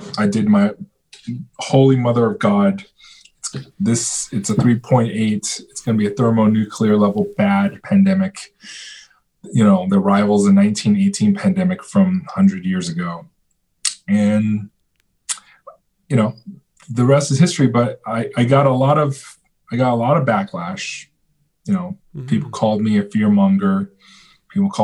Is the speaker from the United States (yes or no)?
no; China; moved away; I was born in China. I have some relatives